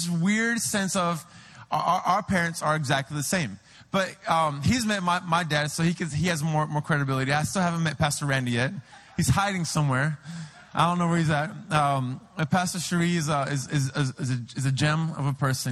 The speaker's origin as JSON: {"language": "English", "town": "San Diego", "region": "California", "country": "United States", "moved": "yes", "lives_now": "Peru", "said": "I'm from San Diego"}